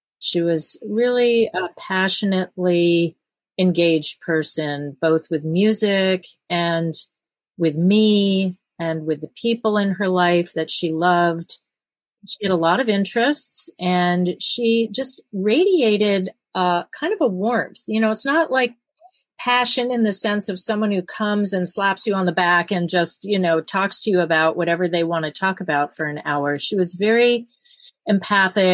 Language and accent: English; East Coast, United States; moved away as an adult; also born or lived in New York; now in Fargo, United States; I grew up on the East Coast